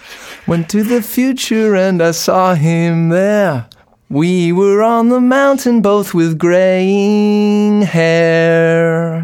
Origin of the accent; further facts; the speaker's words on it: Boston, Massachusetts, United States; I grew up here in Boston, but I haven't played here in a few years.